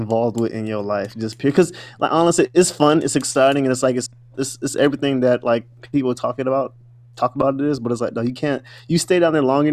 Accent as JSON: {"language": "English", "region": "South Florida", "country": "United States", "said": "I'm from South Florida"}